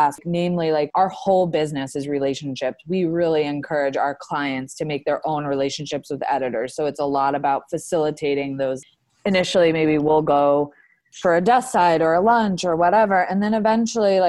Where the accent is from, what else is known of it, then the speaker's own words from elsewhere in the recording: Palm Beach, Florida, United States; moved away as an adult; now in New York City, United States; I grew up with her in Palm Beach, Florida